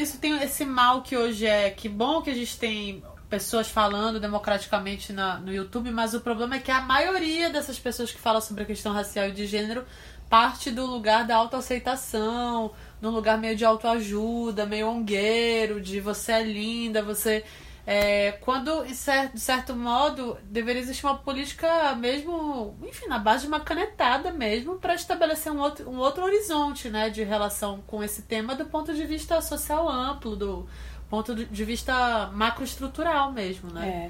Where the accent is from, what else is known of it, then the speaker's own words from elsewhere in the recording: Pará, Brazil; no Pará, que é de onde eu venho